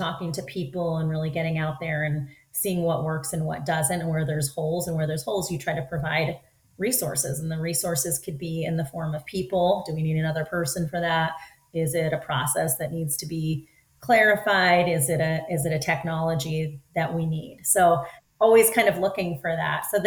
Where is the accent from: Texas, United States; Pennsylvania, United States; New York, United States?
Pennsylvania, United States; Philadelphia; moved away as an adult; now in Southern California, United States; I'm actually born and raised in Philadelphia.